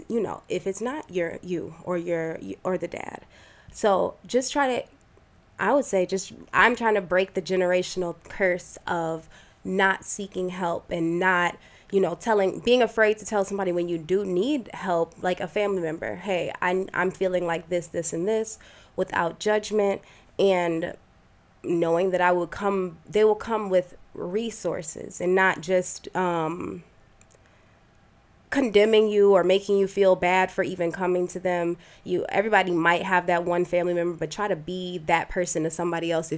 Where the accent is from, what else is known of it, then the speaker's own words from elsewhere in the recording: United States; I was raised in America and told that I was Black